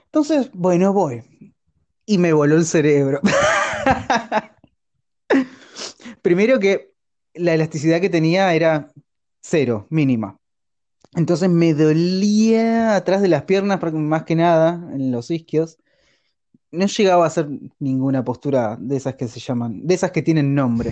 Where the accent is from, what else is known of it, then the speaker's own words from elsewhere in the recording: Argentina; soy argentino